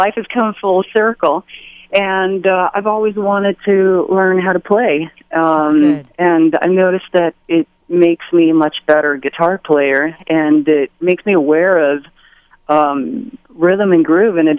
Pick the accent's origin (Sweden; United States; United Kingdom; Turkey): Sweden; moved away; I grew up in Sweden for many years